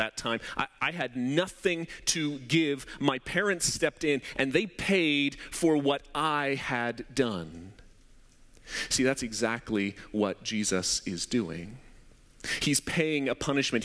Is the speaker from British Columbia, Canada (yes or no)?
yes; Abbotsford, British Columbia, Canada; also born or lived in Surrey, British Columbia; When I was around 10 years old, my parents had just moved to Surrey. We moved from Abbotsford to Surrey